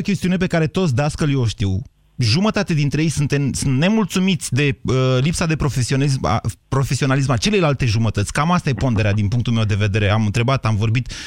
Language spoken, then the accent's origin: Romanian; Romania; suntem români și unii și alții